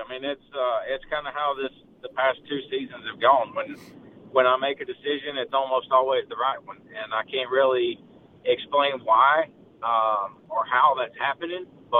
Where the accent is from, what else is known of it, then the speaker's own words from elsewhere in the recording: East Tennessee, United States; growing up in East Tennessee